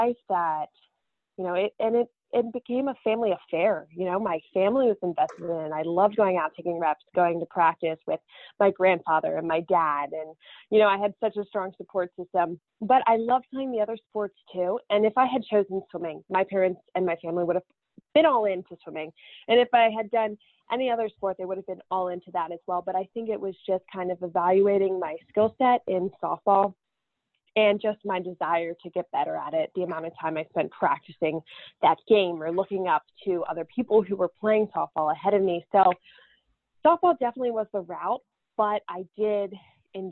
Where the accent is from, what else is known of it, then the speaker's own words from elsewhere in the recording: Sussex County, Delaware, United States; moved away as an adult; I grew up playing softball in Delaware in a really tiny county. There's only 3 counties in Delaware. I lived at the most southern one called Sussex County, Delaware.